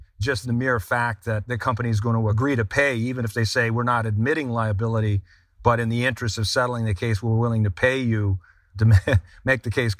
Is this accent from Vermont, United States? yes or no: yes; Vermont, United States; Vermont, my home state of Vermont, had this problem in an area of southern Vermont around Bennington, Vermont.